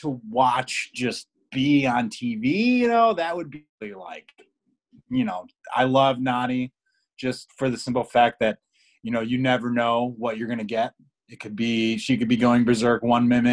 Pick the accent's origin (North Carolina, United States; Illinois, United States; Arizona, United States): Illinois, United States; Chicago; accent: Chicago; my Chicago accent